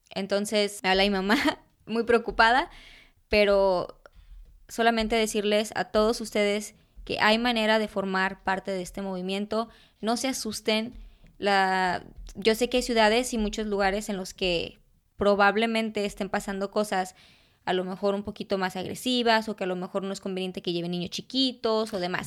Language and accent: Spanish; Jalostotitlán, Jalisco, Mexico; first language Spanish; moved away; dar clases de fotografía en, en Jalos, de donde soy yo